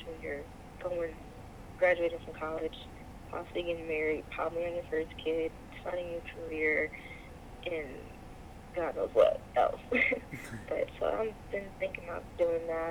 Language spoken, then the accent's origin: English; Midwest, United States; I'm from the Midwest